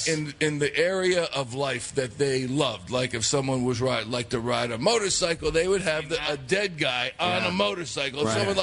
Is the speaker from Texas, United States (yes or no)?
yes; Dallas, Texas, United States; Hey, yeah, that's right. I'm from Dallas.